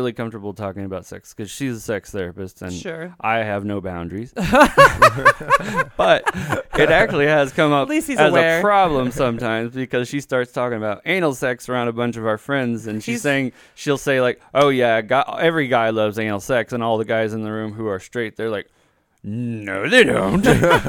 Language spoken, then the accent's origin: English; Texas, United States; accent: Texan; I was raised in Texas. You can tell by the accent, right?